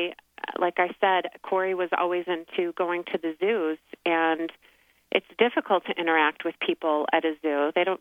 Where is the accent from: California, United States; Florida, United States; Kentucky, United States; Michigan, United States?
Michigan, United States; moved away as an adult; also born or lived in Pennsylvania / New York / New Jersey; now in Scottsdale, United States; I'm from Michigan and went to Penn State, and we wound up in New York, New Jersey area, and then moved out to Scottsdale, Arizona about 6 years ago